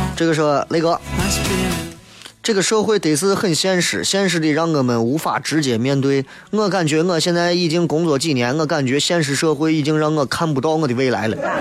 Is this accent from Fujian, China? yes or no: no; Xi'an, Shaanxi, China; 作为一个地道的西安人，或者作为一个地道的陕西人，我们应该把我们自己的方言好好的、精深的研究一下